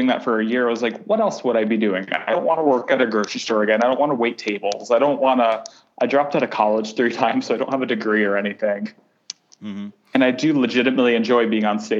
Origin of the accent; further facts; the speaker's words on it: New Haven, Connecticut, United States; moved away as an adult; now in New York, United States; my hometown in New Haven